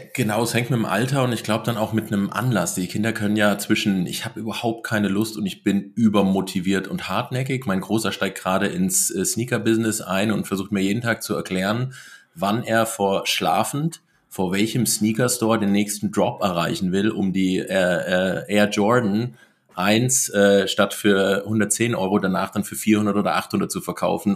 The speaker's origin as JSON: {"language": "German", "area": "between Giessen and Marburg", "region": "Hesse", "country": "Germany", "tie": "born or raised there", "also_born_or_lived": "Black Forest", "moved": "as an adult", "said": "in Hessen, äh, ein bisschen nördlich ähm, von, von Frankfurt, also so der zwischen Gießen und Marburg, äh, der Raum größtenteils"}